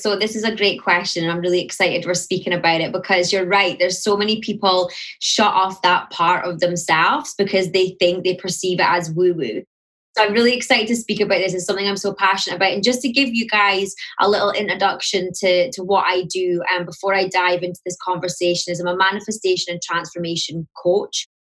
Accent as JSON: {"language": "English", "region": "Scotland", "country": "United Kingdom", "accent": "Scottish", "lives_now": "London, United Kingdom", "said": "My accent, so I'm in London. I am Scottish, so you'll hear the Scottish, although it has softened a bit since I moved to London."}